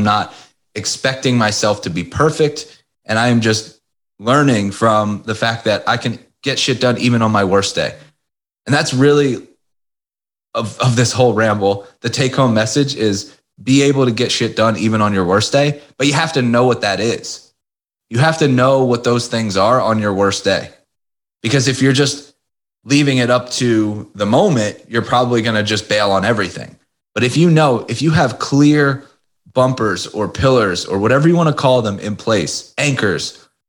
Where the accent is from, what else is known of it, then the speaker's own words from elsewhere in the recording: Philadelphia, Pennsylvania, United States; Philadelphia. I've lived here basically my whole life. Born right outside of Philadelphia. Well, actually, I was born in Philadelphia. Lived right outside of Philadelphia.